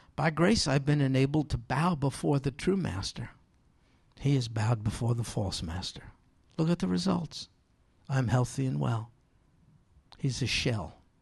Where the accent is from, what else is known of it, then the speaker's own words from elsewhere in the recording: New York, United States; I'm from New York